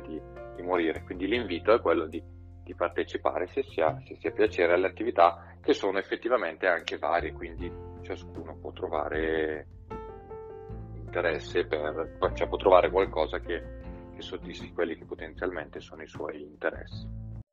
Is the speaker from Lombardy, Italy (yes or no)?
yes; Seriate, Lombardy, Italy; also born or lived in Redona, Bergamo; io sono cresciuto a Seriate